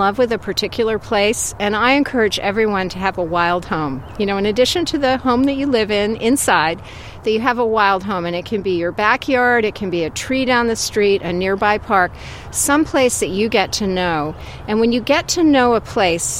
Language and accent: English; Vermont, United States; as a little child growing up in Vermont